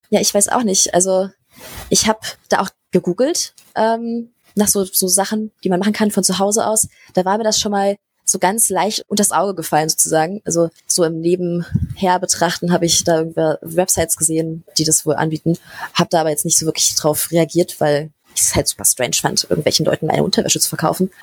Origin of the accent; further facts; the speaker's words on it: Berlin, Germany; ich komme aus Berlin. Ich bin hier geboren und wohne hier